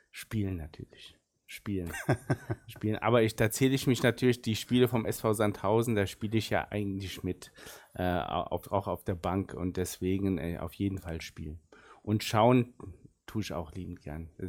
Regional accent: South Turkey, Turkey; first language Arabic; German is a second language; wir kommen so aus der, ganz im Süden der Türkei und äh, da reden wir auch äh, Arabisch. Und meine Muttersprache ist wirklich Arabisch und die zweite äh, war dann Deutsch und dann kam Türkisch.

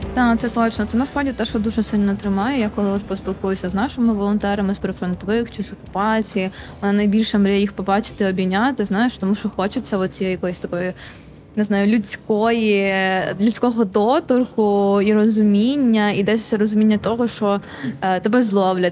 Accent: Konotop, Sumy Oblast, Ukraine; я з Конотопа сама, і я тоді була в Конотопі

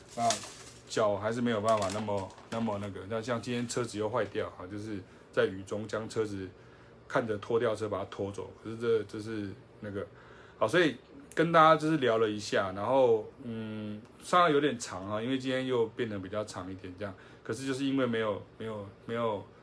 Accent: Taiwan; 我们就是台湾人

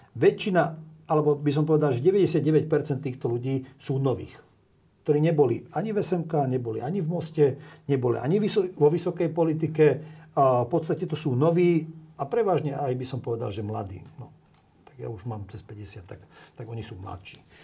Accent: Slovakia; aj keď sa cítim Maďarom a som Maďarom, a, ale som občanom Slovenskej republiky

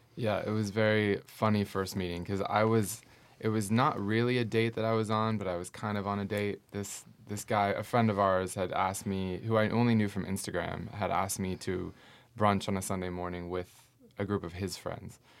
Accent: Northern California, United States; moved away as an adult; now in Portland, United States; I am from Northern California

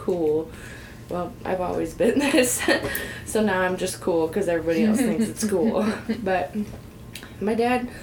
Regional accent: Columbia, Illinois, United States; I'm from Columbia, Illinois

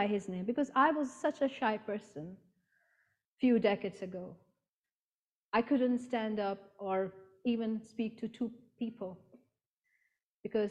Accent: Pakistan; moved away; I was born and brought up in Pakistan

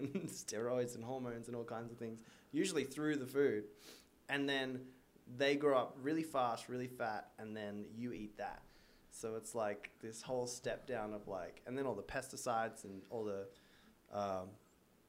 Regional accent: Australia; moved away as an adult; now in United States; I was a surfer growing up in Australia, loved the ocean, came over to America

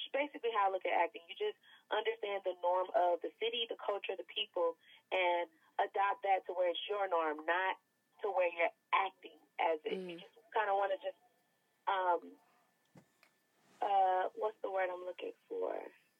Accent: Atlanta, Georgia, United States; now in Los Angeles, United States; I'm from Atlanta

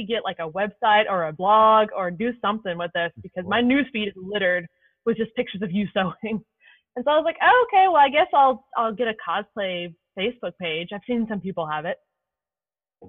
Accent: Louisville, Kentucky, United States; I'm from Louisville, Kentucky

